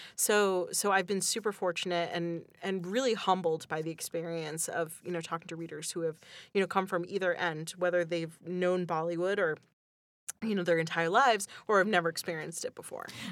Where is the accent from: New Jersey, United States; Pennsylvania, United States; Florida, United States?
Pennsylvania, United States; Northeast; I grew up in Northeast Pennsylvania